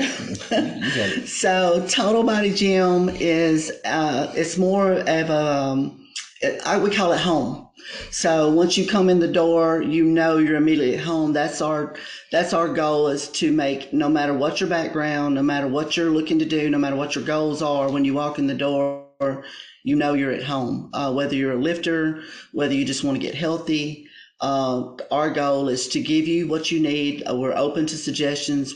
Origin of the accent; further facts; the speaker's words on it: Ripley, Mississippi, United States; we're from Ripley